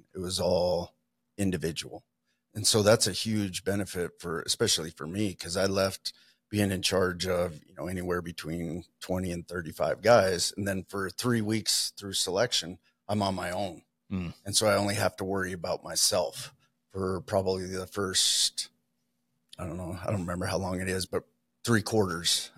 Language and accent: English; Montana, United States; moved away as an adult; also born or lived in Idaho; now in Coeur d'Alene, United States; I was born and raised in Montana and then left shortly after high school